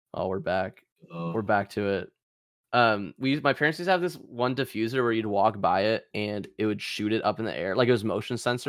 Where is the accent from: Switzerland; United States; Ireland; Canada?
Canada